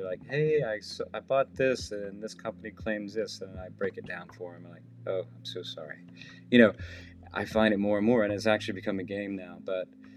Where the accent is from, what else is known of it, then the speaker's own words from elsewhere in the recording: the South, United States; I grew up in the South